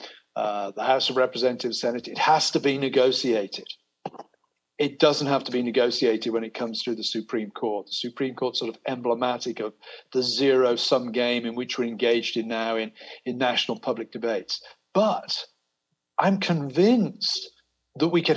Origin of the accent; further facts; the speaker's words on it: United Kingdom; also born or lived in America; now in United States; I'm a British person living in America. My identity here is kind of negotiated between my Britishness and my Americanness.